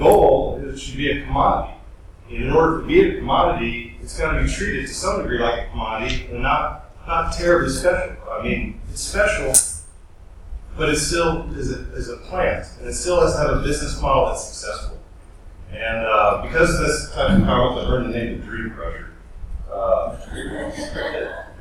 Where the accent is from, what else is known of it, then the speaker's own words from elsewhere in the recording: Kentucky, United States; I'm from Kentucky